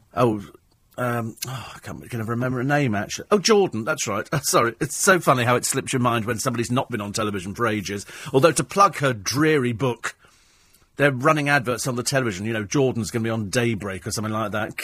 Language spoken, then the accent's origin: English; United Kingdom; being British